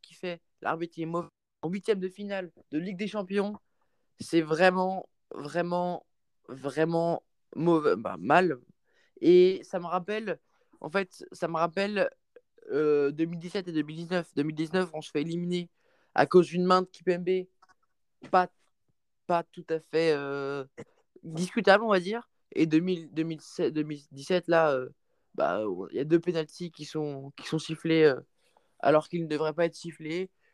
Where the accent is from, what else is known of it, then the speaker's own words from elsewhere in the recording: Paris, Île-de-France, France; je suis parisien